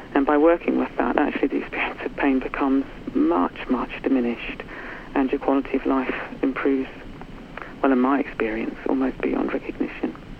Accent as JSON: {"language": "English", "country": "New Zealand", "tie": "born or raised there", "moved": "yes", "lives_now": "United Kingdom", "said": "I was brought up in New Zealand in, in the 60s"}